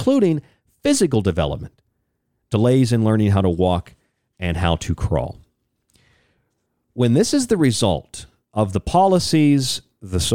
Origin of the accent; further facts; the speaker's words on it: Florida, United States; also born or lived in Rochester, New York; now in Tucson, United States; the state of Florida, my home state